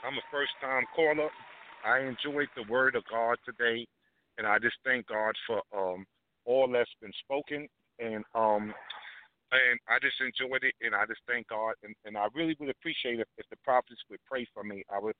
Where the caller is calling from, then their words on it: New York City, New York, United States; I'm calling from Brooklyn, New York. I'm a first-time caller